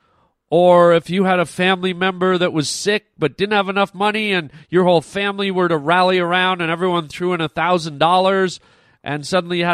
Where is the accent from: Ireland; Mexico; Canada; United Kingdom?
Canada; Ontario; moved away as an adult; I grew up in Ontario